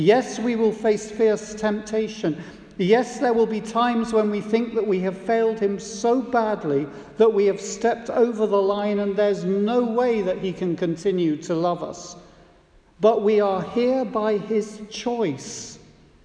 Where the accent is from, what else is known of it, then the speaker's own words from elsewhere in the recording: United Kingdom; as a British citizen